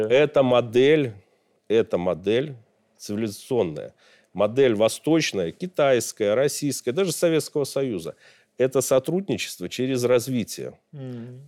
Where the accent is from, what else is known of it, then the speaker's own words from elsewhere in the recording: Belarus; как белорус, как гражданин, как обычный человек